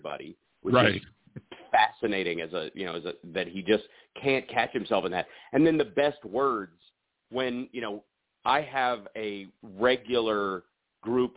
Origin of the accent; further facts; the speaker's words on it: the South, United States; I come from the South